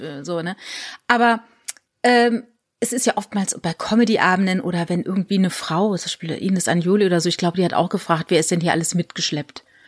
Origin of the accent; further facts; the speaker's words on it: Rhineland-Palatinate, Germany; moved away; also born or lived in Landau; ich bin ja in der Pfalz groß geworden